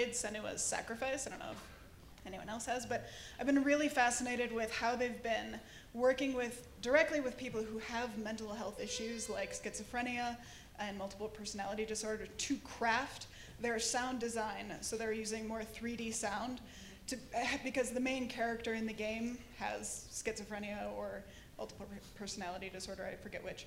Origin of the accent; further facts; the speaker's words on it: Minneapolis, Minnesota, United States; Minneapolis, Minnesota